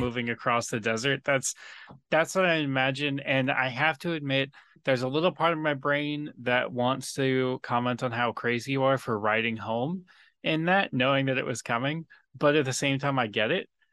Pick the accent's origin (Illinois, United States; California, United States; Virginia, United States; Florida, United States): California, United States; San Diego; living in, growing up in San Diego